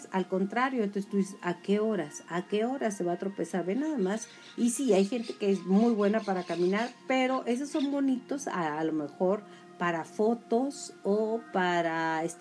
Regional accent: Julimes, Chihuahua, Mexico; now in Chihuahua, Mexico; ya sabe que yo soy de Julimes y que esto está transmitiéndose desde Chihuahua, Chihuahua.

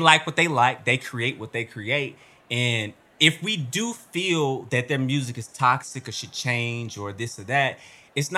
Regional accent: Mississippi, United States; I'm from the South. I'm from Mississippi.

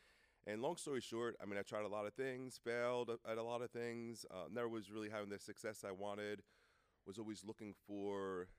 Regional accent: Brick, New Jersey, United States; I grew up in New Jersey. It's a town called Brick is where I went to high school, right outside Thomas River, Seaside Heights.

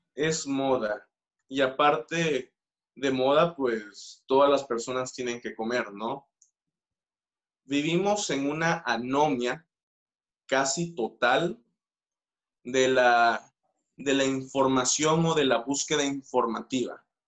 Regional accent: Mexico; nuestra naturaleza como mexicanos

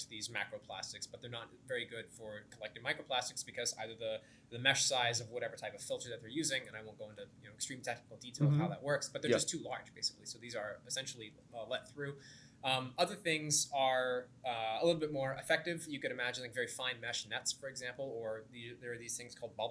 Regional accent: Orlando, Florida, United States; moved away as an adult; also born or lived in Boston; now in Princeton, United States; I grew up in Orlando, Florida.

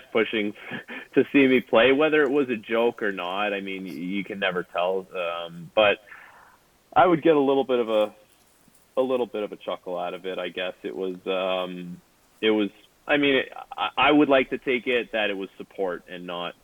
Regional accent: Toronto, Ontario, Canada; growing up in Toronto

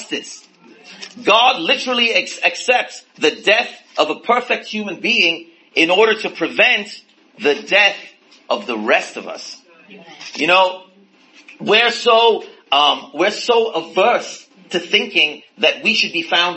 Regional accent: India; growing up in India, in a different religion

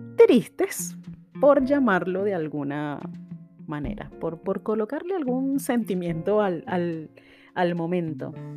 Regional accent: Venezuela; moved away; also born or lived in Argentina; en mi país natal, Venezuela

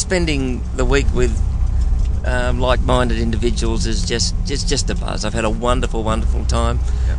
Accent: Australia; I'm from Australia

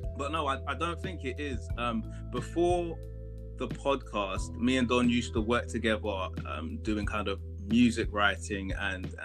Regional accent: London, United Kingdom; were born in London, but our family comes from Ghana.

